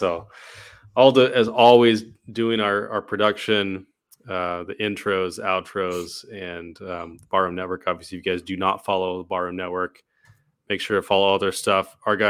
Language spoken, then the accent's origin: English; California, United States; moved away; I got my nickname in college was … actually, from Remember the Titans. You remember that movie? Because I was from California.